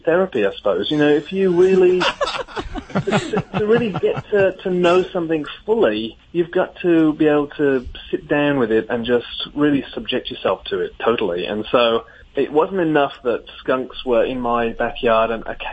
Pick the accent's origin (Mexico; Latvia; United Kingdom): United Kingdom; England; moved away as an adult; now in Grand Rapids, United States; growing up in England, I didn't, we don't have skunks there